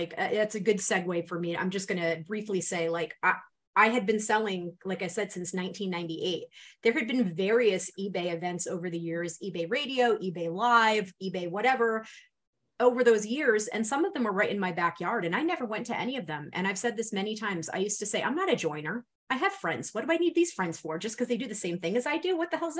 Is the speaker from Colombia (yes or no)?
no; Rhode Island, United States; accent: New England; I'm from Rhode Island.